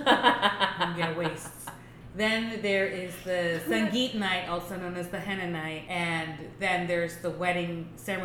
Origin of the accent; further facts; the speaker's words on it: Texas, United States; growing up in Texas